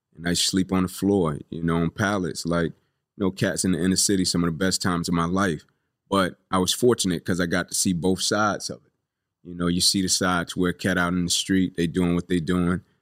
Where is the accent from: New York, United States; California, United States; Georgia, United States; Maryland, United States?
Georgia, United States; Atlanta; I grew up here in Atlanta. Uh, Kirkwood